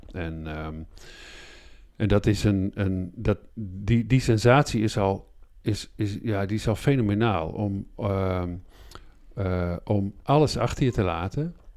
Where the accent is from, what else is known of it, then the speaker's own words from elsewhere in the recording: Groningen, Netherlands; ik ben midden in de stad in Groningen oh. geboren